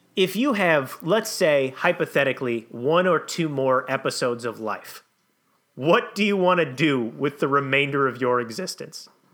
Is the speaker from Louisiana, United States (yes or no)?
no; Saint Anthony, Minnesota, United States; my hometown of Saint Anthony, Minnesota